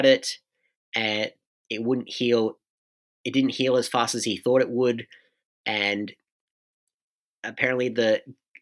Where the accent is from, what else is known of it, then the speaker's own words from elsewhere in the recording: Australia; as an Australian